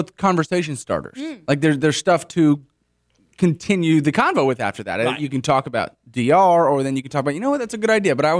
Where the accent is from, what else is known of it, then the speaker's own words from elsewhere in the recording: Houston, Texas, United States; I don't want to be one-up when I'm talking about Houston or something. I'm just from Houston.